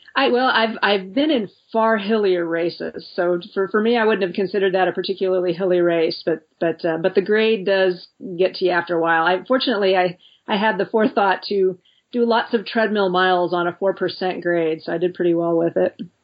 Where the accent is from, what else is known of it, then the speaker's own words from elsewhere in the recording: United States; being an American